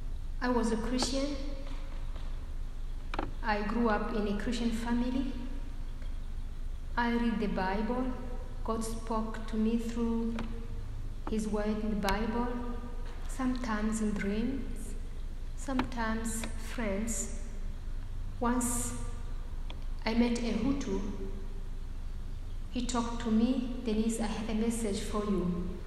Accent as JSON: {"language": "English", "country": "DR Congo", "tie": "born or raised there", "also_born_or_lived": "Burundi", "lives_now": "Rwanda", "said": "That's why I was born in Burundi, neighbor country of Rwanda. I grew up in Congo, and later I came to Rwanda just to marry."}